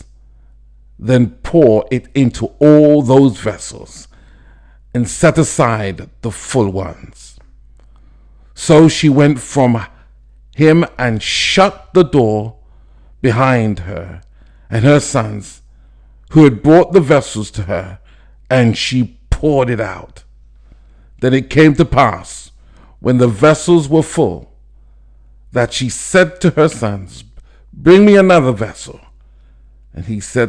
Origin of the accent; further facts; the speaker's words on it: London, United Kingdom; I'm from London, England.